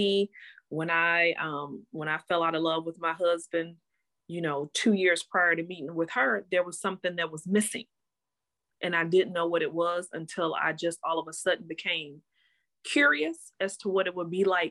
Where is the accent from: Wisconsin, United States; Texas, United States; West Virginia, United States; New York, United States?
Wisconsin, United States; Milwaukee; born and raised here in Milwaukee, Wisconsin